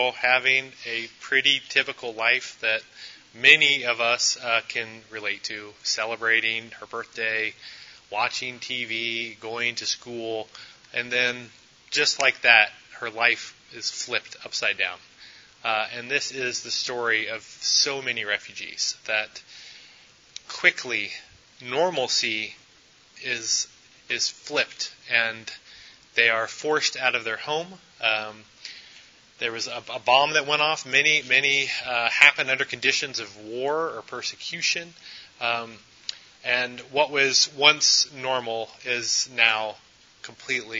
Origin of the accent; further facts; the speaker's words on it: United States; also born or lived in Memphis, Tennessee; now in Clarkston, United States; many of us are probably citizens of the U.S. We were born here